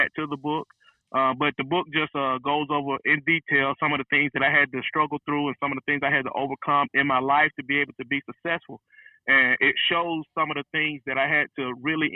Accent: Rome, Georgia, United States; I'm from Rome, Georgia. grew up in East Rome. Then we moved to North Rome

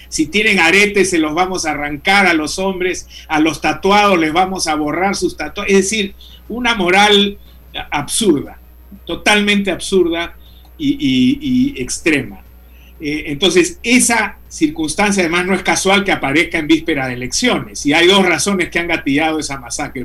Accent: Peru; nosotros hemos sido como peruanos

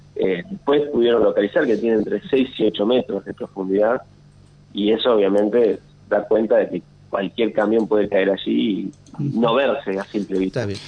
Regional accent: Paraná, Entre Ríos, Argentina; moved away as an adult; now in Santa Fe, Argentina; soy de Paraná, nacido en Paraná y ya hace cuatro años aproximadamente que vivo en Santa Fe

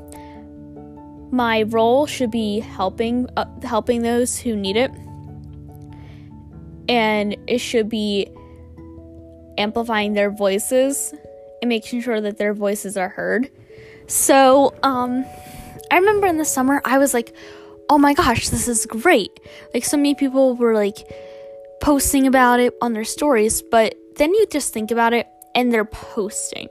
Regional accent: United States; as an American

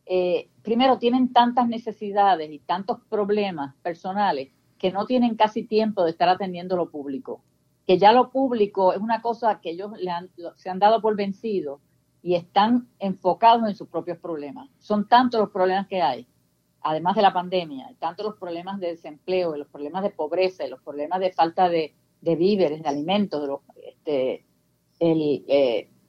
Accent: Puerto Rico; nosotros tenemos ciudadanía puerto, norteamericana, pero queremos ser puertorriqueños y seguir siendo siempre puertorriqueños

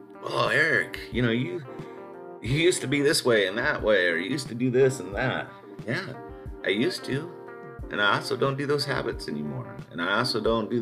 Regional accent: Southern California, United States; now in Austin, United States; I grew up Rams fam in Southern California with all my friends there

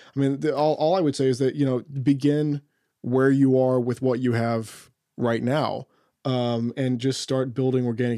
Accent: Oklahoma, United States; I'm from Oklahoma

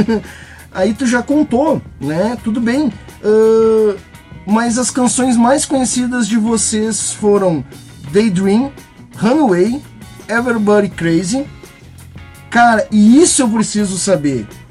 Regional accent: Rio Grande do Sul, Brazil; Eu sou gaúcho

